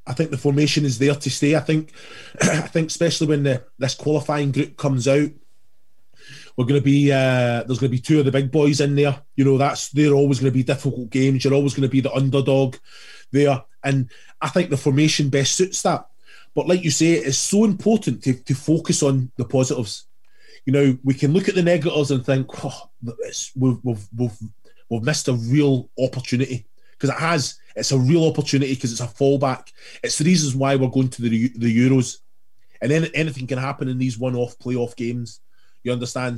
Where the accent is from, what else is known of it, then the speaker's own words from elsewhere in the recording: Scotland, United Kingdom; I'm Scottish through and through. You know, I'm a proud Scot